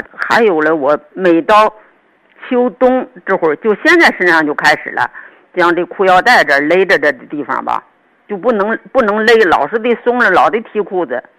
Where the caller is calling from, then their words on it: Shijiazhuang, Hebei, China; 呃，我是石家庄的。